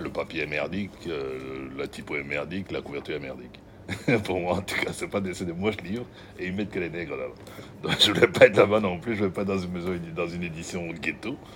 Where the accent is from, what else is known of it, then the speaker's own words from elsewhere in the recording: southern France, France; Je viens de France, j'habite dans, dans, le midi de la France, mon père, etc., euh, etc. Mon père m'a envoyé ici pour faire des études de bande dessinée.